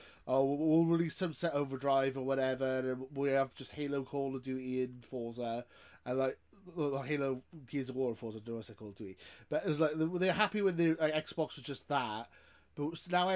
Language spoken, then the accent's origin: English; Wales, United Kingdom; I'm Welsh, so, you know, working class Welshman.